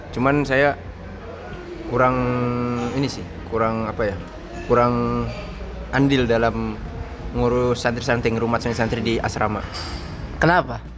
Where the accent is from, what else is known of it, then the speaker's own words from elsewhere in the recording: Jakarta, Indonesia; also born or lived in Palembang; Besar di Jakarta.